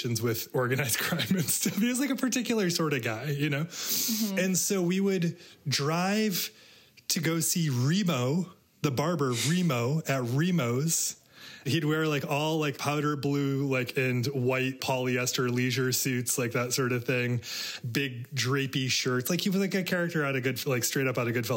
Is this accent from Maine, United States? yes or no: yes; Maine, United States; also born or lived in Everett, Massachusetts; My family moved to Maine when I was 5 from Massachusetts, from Everett, which is a suburb of Boston